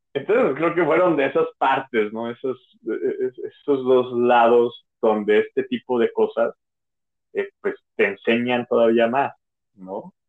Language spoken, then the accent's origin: Spanish; Mexico; como mexicanos